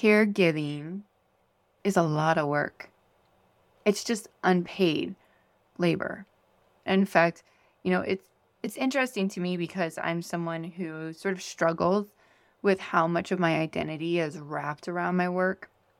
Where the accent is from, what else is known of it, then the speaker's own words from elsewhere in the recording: Iowa, United States; I was raised in Iowa, and Iowans are known for their strong work ethic. We're hard workers.